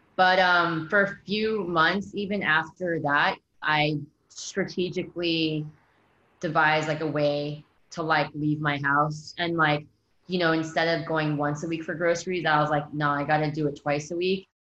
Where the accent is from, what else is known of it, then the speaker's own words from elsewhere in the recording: United States; I'm American